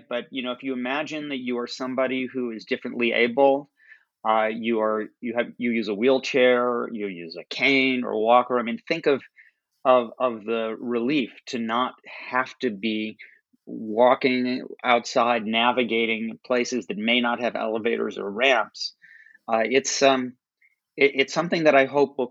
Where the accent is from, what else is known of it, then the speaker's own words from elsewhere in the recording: Chicago, Illinois, United States; I was born and raised in Chicago